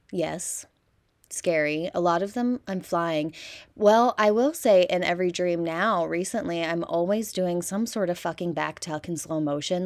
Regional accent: Midwest, United States; we're from the Midwest

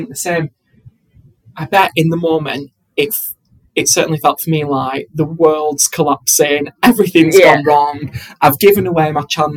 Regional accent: Bolton, North West England, United Kingdom; moved away as an adult; also born or lived in Eastbourne; if you can understand my accent, I'm from Bolton

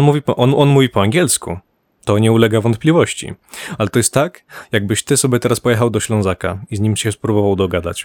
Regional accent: Poland; ja Polakiem jestem

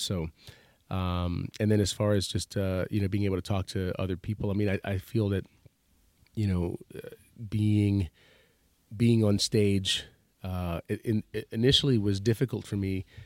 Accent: Stratford, Connecticut, United States; I grew up in Stratford, Connecticut

